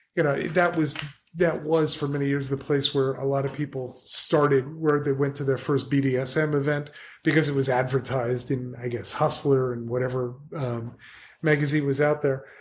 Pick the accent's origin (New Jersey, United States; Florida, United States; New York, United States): New Jersey, United States; I'm a guy from New Jersey